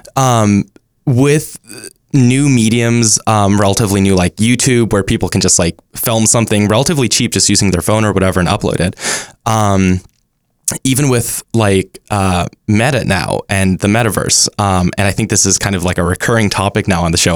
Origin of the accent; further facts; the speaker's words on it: Dallas, Texas, United States; now in Los Angeles, United States; I'm from Dallas